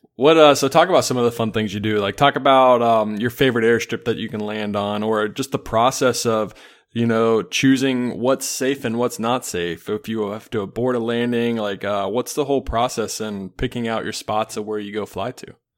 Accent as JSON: {"language": "English", "town": "Charlotte", "region": "North Carolina", "country": "United States", "tie": "born or raised there", "moved": "yes", "lives_now": "Illinois, United States", "said": "I grew up in Charlotte"}